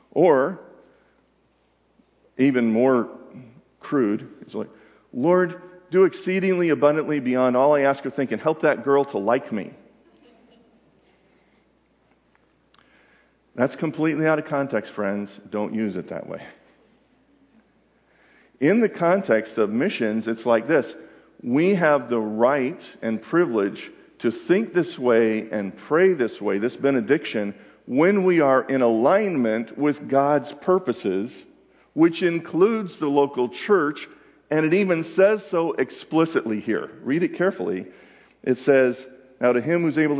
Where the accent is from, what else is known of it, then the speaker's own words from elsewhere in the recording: Atlanta, Georgia, United States; I'm from Atlanta